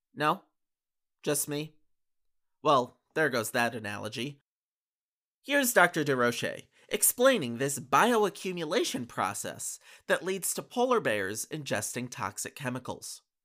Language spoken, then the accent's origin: English; Canada; I'm a Canadian citizen